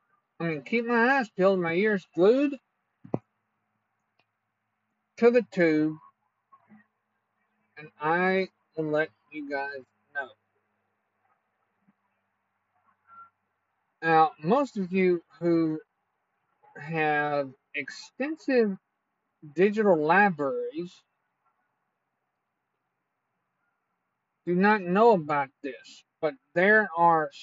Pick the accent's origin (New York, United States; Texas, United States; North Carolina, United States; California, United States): Texas, United States; Port Arthur; my hometown of Port Arthur